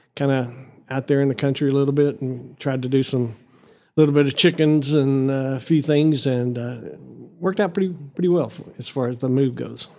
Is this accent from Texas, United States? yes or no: yes; Amarillo, Texas, United States; born or raised there; also born or lived in Lubbock, Texas / Canyon, Texas